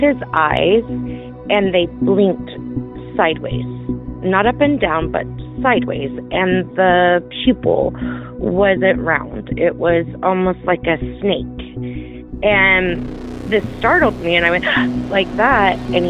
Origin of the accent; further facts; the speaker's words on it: St. George, Utah, United States; I am from St. George, Utah.